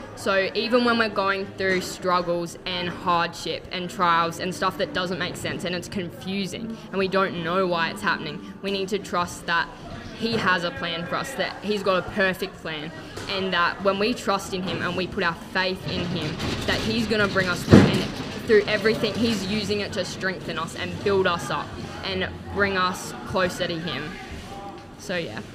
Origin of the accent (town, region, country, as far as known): Gold Coast, Queensland, Australia